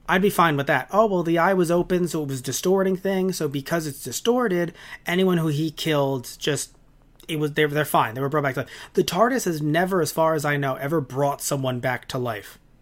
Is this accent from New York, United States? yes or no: yes; New York City, New York, United States; I as a New Yorker